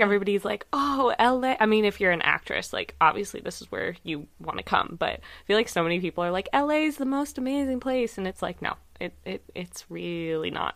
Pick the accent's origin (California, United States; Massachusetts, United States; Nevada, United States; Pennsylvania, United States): California, United States; my hometown where I grew up. It's not where I live now